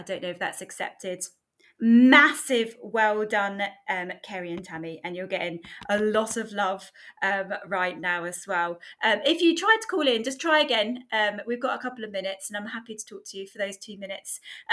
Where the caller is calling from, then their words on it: South Africa; I'm listening from South Africa.